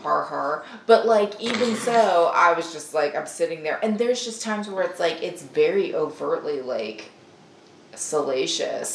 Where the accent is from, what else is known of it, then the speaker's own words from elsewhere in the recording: the South, United States; as a Southerner